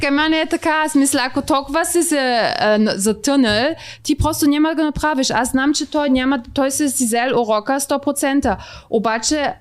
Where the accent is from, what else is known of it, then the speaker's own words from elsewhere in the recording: Bulgaria; съм от Българистан